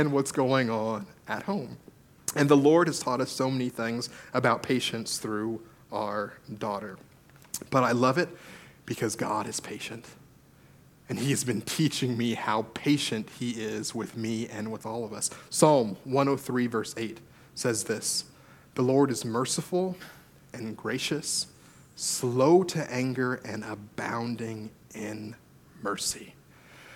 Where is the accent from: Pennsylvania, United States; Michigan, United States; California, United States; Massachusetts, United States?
California, United States; now in British Columbia, Canada; I grew up in California